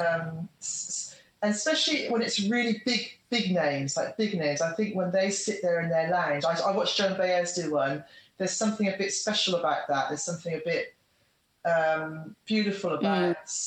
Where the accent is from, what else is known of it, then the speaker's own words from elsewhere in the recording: Australia; stay in my hometown where my son is and where all my friends are and everything I know